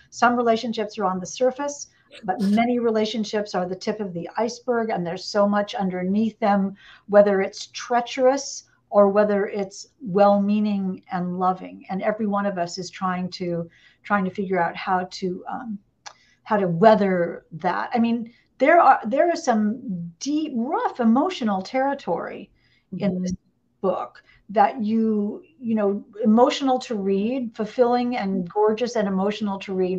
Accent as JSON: {"language": "English", "region": "Indiana", "country": "United States", "also_born_or_lived": "Atlanta, Georgia", "moved": "yes", "said": "I'm originally from Indiana"}